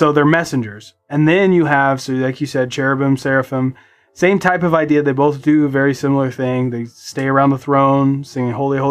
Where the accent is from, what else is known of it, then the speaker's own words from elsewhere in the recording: Southern United States, United States; born there; I was born in the South.